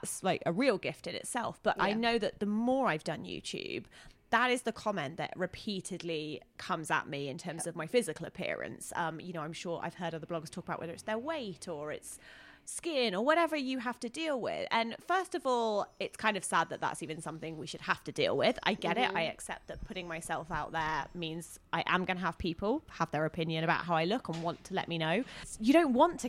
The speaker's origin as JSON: {"language": "English", "region": "England", "country": "United Kingdom", "said": "I'm English."}